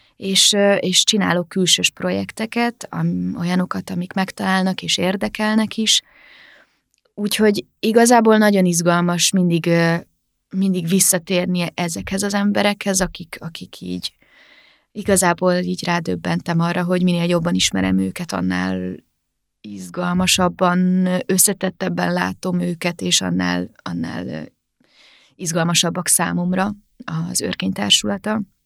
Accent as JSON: {"language": "Hungarian", "town": "Vác", "region": "Pest", "country": "Hungary", "tie": "born or raised there", "also_born_or_lived": "Târgu Mureș, Romania / Sfântu Gheorghe, Romania", "moved": "as an adult", "lives_now": "Budapest, Hungary", "said": "Vácon jártam általános iskolába és gimnáziumba, és a szüleim meg az öcsémék is Vácon laknak, szóval végül is, ha hazamegyek, akkor Vácra megyek haza"}